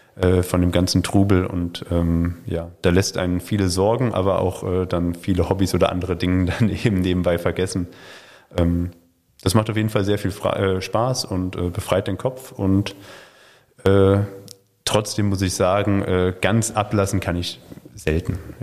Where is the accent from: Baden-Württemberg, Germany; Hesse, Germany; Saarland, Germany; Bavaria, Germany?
Hesse, Germany; moved away as an adult; also born or lived in Chemnitz / Suhl / Schwerin / Esslingen; now in Württemberg, Germany; ich bin in Hessen groß geworden, bin dann nach Chemnitz zum Studieren gegangen